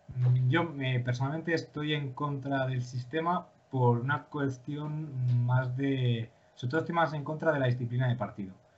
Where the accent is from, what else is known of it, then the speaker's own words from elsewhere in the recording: León, Castile and León, Spain; yo, pues ya sabéis, que soy de León